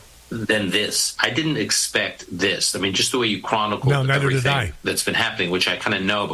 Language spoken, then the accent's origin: English; United States; I say this, Rob, as an American. I say this as a Jew. I say this as a son of a Holocaust survivor.